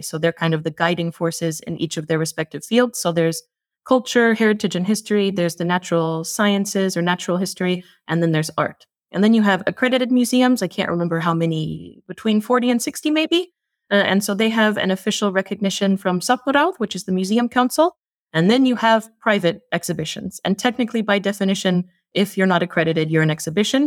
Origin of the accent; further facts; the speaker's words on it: United States; moved away as an adult; now in Iceland; I'm an American living in Iceland